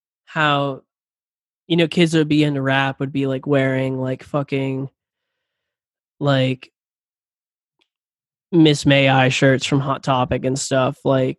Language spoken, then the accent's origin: English; Jacksonville, Florida, United States; Jacksonville native.